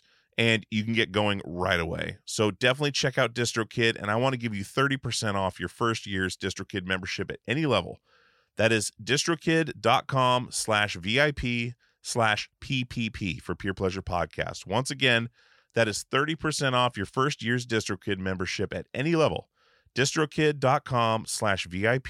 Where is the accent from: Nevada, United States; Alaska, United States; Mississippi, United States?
Alaska, United States; now in Portland, United States; I live in Portland, Oregon now, grew up in Alaska